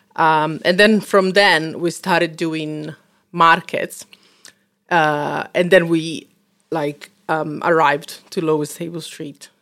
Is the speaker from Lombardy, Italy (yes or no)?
no; Rome, Lazio, Italy; moved away as an adult; now in London, United Kingdom; obviously I'm from Rome